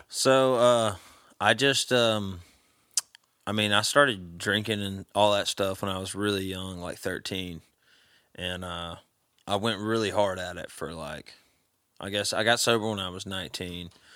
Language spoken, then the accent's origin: English; Vestavia Hills, Alabama, United States; moved away as an adult; now in Nashville, United States; I grew up in a town called Vestavia.